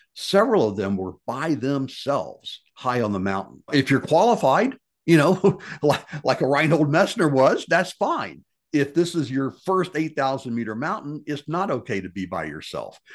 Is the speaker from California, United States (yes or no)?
no; Memphis, Tennessee, United States; my life growing up in Memphis, Tennessee